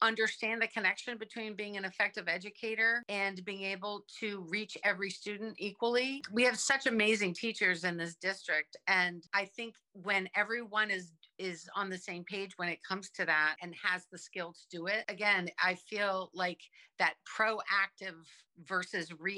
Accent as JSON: {"language": "English", "region": "Virginia", "country": "United States", "tie": "born or raised there", "moved": "yes", "lives_now": "Brunswick, United States", "said": "I grew up in Virginia, where elementary school went from kindergarten through sixth grade."}